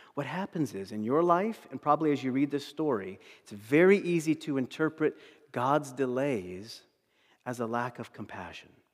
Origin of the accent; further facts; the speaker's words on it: East Coast, United States; moved away; I'm from the East Coast